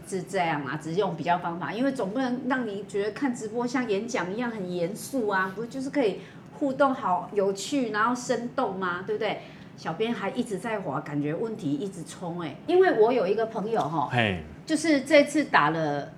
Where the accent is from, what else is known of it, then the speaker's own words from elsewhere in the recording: Taiwan; 我们台湾人